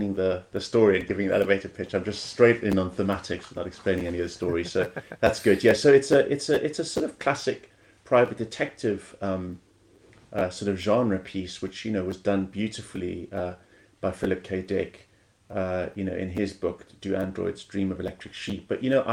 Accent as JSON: {"language": "English", "country": "South Africa", "tie": "born or raised there", "also_born_or_lived": "Kenya", "moved": "yes", "said": "I grew up in South Africa and Kenya"}